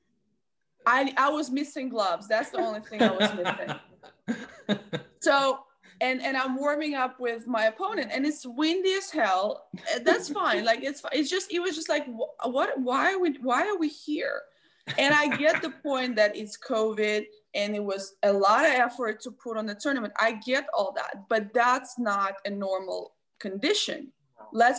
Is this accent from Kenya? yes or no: no; Belarus; I'm from Belarus.